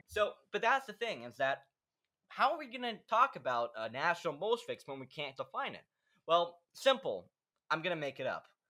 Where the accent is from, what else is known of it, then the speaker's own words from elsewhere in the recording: United States; I'm from the United States